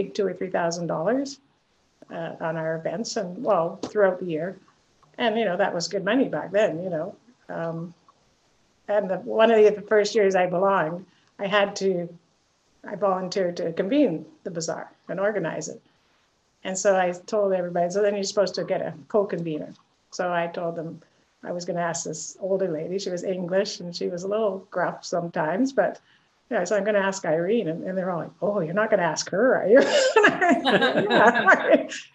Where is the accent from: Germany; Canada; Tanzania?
Canada; Victoria, British Columbia; I'm actually born and raised in Victoria